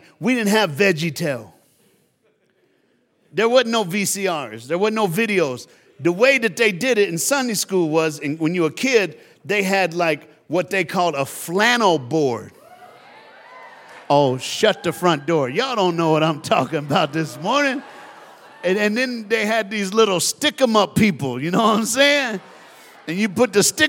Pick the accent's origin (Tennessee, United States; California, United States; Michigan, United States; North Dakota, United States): Tennessee, United States; moved away; I'm from Tennessee.